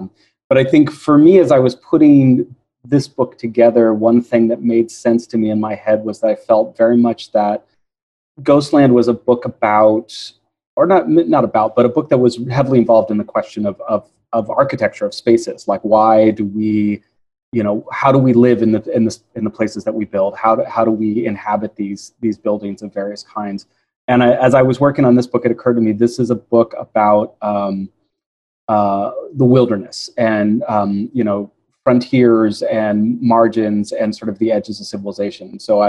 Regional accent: San Jose, California, United States; I grew up in San Jose, California

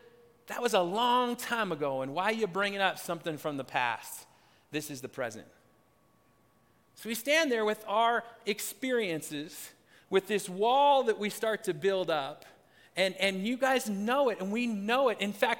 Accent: Pacific Northwest, United States; Growing up in Pacific Northwest, it was Native Americans that were the ones that were they were slammed into that.

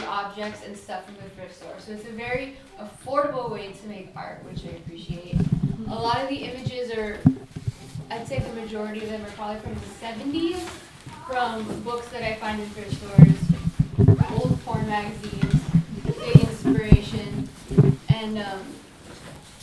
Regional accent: Homer, Alaska, United States; moved away as an adult; I grew up here in Homer

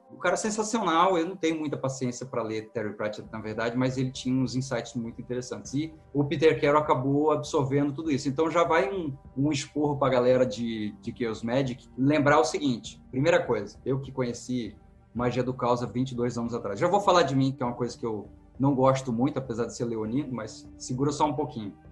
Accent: São Paulo, Brazil; born there; now in Rio de Janeiro, Brazil; Eu nasci em São Paulo, esse sotaque que vocês estão escutando é postiço, eu estou muito tempo no Rio.

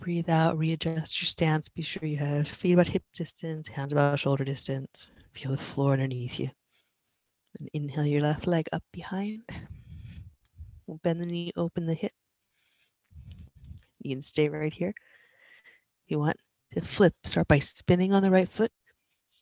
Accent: East Coast, United States; moved away; I'm from the East Coast

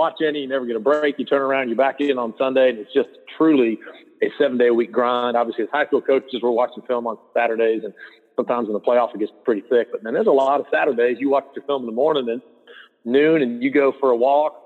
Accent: North Carolina, United States; moved away as an adult; also born or lived in Kentucky / Illinois; now in Georgia, United States; I grew up in North Carolina.

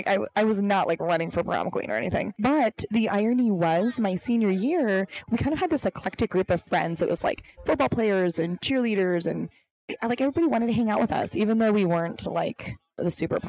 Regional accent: Milwaukee, Wisconsin, United States; moved away as an adult; also born or lived in Minneapolis; now in Arizona, United States; I'd only known Milwaukee. Lived in Minneapolis for 4 years and then decided to move to Arizona. I didn't know anybody in Arizona.

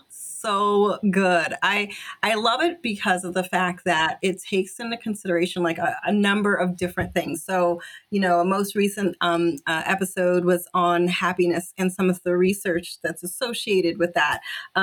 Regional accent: Jamaica; But I'm originally from Jamaica, and my dad is like, experienced so much hardship

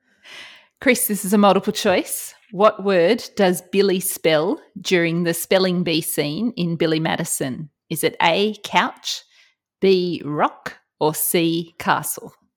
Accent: Australia; accent: Australian

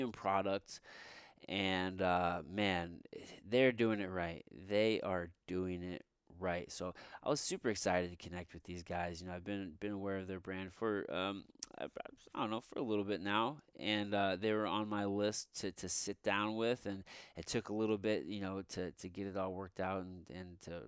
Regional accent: Midwest, United States; I'm from the Midwest.

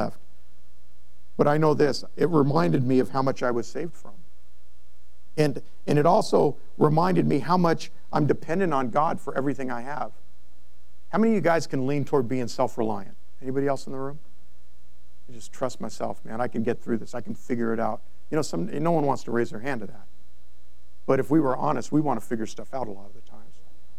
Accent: Monrovia, California, United States; I grew up in Monrovia

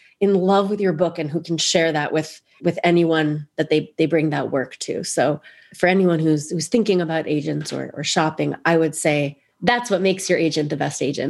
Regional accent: New York City, New York, United States; born there; also born or lived in New Jersey / Canada / Israel; I was born in New York City. I moved to Canada, and first to New Jersey, and then to Canada, all with my family. And then I went to college in the States. And then I moved to Israel.

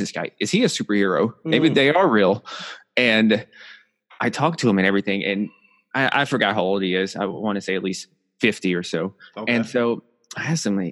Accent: Nashville, Tennessee, United States; growing up, I'm from Nashville, Tennessee, South

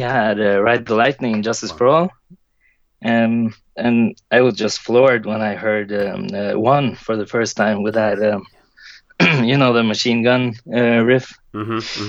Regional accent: Trondheim, Trøndelag, Norway; my hometown

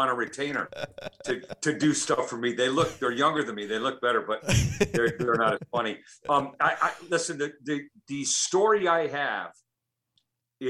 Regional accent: Oakland, California, United States; I was born and raised in Oakland, okay. California

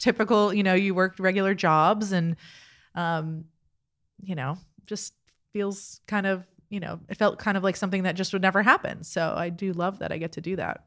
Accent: South Florida, United States; moved away as an adult; also born or lived in Toronto / New York; now in Easton, United States; South Florida. I am from, uh, Miami and Fort Lauderdale area

